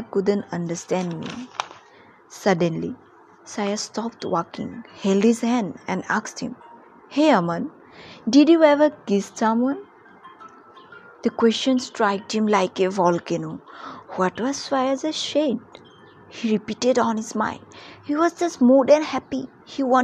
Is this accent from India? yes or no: yes; India; from India